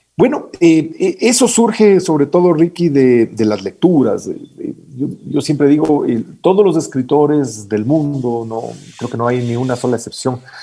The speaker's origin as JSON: {"language": "Spanish", "town": "Quito", "region": "Pichincha", "country": "Ecuador", "tie": "born or raised there", "said": "yo nací en Quito en 1968"}